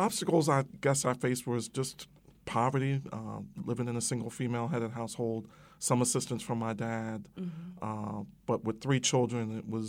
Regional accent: Philadelphia, Pennsylvania, United States; Okay. Well, like I tell my class at the beginning of class, I grew up in West Philly with Will Clark.

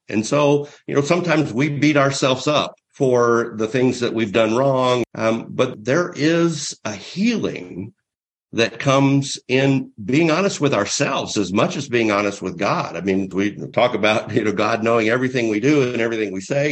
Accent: near the heart of Mardi Gras, Southeast, United States; moved away; I'm from the Southeast, right near the heart of uh, real Mardi Gras celebration

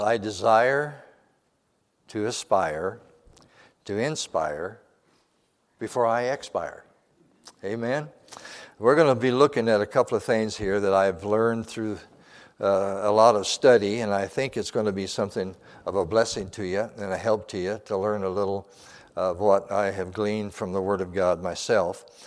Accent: Montana, United States; moved away; I wasn't born there, but I was raised there in Montana.

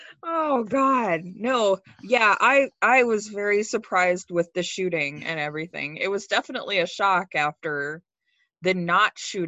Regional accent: United States; I'm an American

